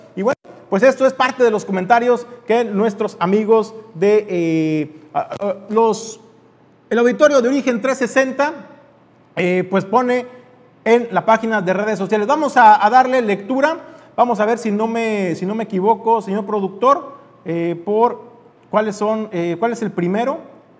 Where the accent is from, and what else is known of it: Mexico